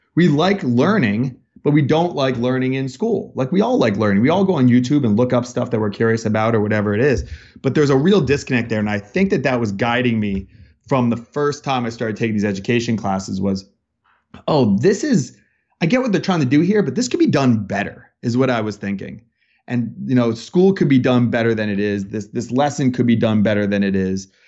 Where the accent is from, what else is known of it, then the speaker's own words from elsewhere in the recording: Bethlehem, Pennsylvania, United States; moved away as an adult; now in Los Angeles, United States; I grew up in Bethlehem, Pennsylvania, so it's Bethlehem Steel